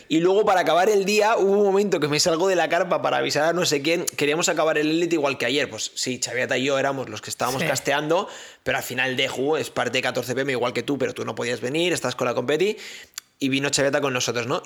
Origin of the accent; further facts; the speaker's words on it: Catalonia, Spain; yo soy catalán